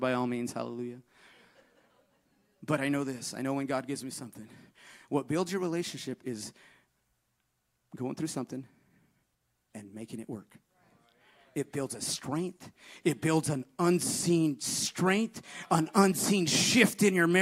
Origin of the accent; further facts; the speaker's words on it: Northern California, United States; moved away; I'm from NorCal